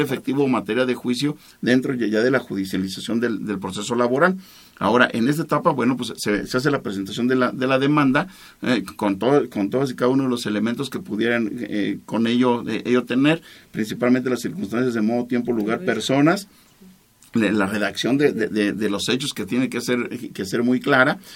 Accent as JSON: {"language": "Spanish", "town": "Salamanca", "region": "Guanajuato", "country": "Mexico", "said": "Todos somos salmantinos, todos somos guanajuatenses, todos somos mexicanos"}